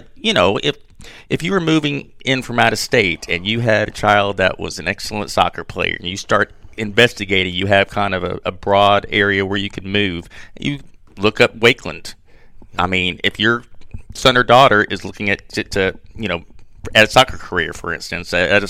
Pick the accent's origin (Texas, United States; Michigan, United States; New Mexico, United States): Texas, United States; Garland; I had friends that I grew up with in Garland that all of a sudden, when they got about to go to high school, I'm like, I'm going to Garland. I'm going to North Garland.